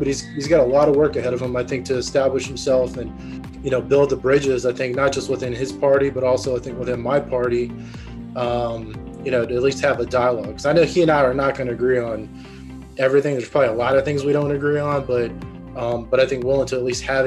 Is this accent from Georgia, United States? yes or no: yes; Atlanta, Georgia, United States; a native Atlanta, born and raised in Atlanta, and here in Georgia.